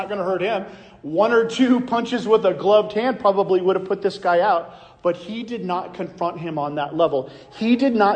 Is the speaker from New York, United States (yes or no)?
no; Iowa, United States; I'm from Iowa